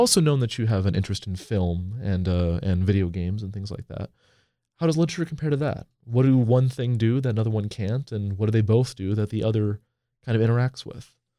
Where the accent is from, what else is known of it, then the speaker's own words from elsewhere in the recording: Portland, Oregon, United States; moved away; I'm from Portland, Oregon originally